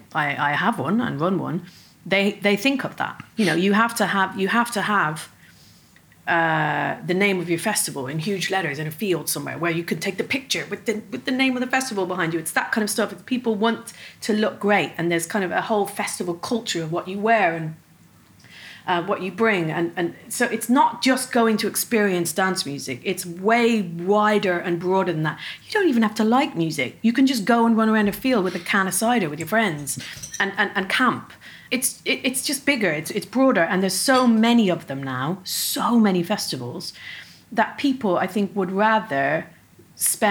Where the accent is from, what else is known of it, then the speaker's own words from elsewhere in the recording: Dublin, Leinster, Ireland; accent: Dublin; my Dublin accent